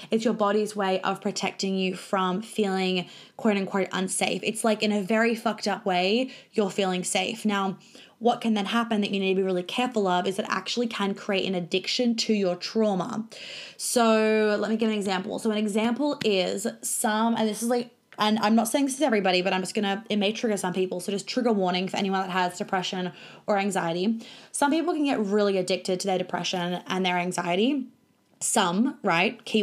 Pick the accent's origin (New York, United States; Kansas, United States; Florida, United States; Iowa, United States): New York, United States; also born or lived in Sydney / Melbourne; now in Australia; I grew up in New York. We moved to Sydney. I went to a private school in Sydney. We moved to Melbourne. I went to a private school in Melbourne.